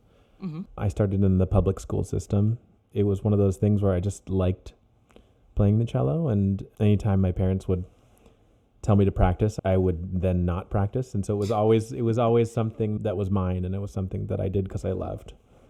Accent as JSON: {"language": "English", "region": "Ohio", "country": "United States", "tie": "born there", "also_born_or_lived": "Virginia / Oklahoma / Germany", "said": "I was born in Ohio, and then we moved to Virginia, and then to Oklahoma, then to Germany, and then back to Virginia."}